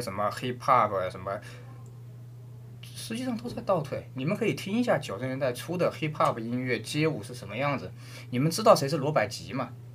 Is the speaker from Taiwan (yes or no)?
no; China; 我们中国人